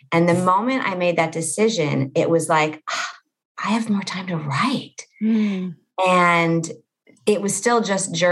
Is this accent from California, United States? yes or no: yes; Los Angeles, California, United States; I live in a town in Los Angeles called Pacific Palisades, and it is where I grew up